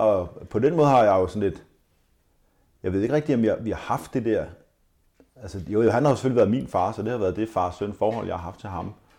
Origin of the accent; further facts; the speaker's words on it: Denmark; Vi er jo danskere